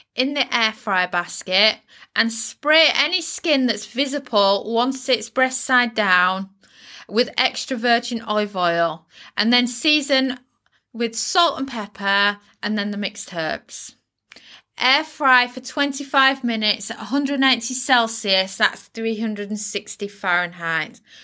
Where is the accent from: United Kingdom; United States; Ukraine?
United Kingdom; in the U K, we use the word turkey crown